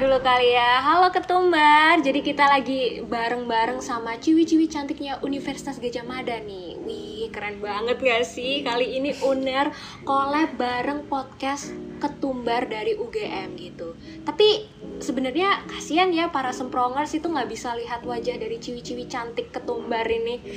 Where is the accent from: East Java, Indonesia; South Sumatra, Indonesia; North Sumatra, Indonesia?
East Java, Indonesia; Tulungagung; moved away as an adult; also born or lived in Surabaya; aku sendiri nih sebagai orang yang merantau gitu dari Tulungagung ke Surabaya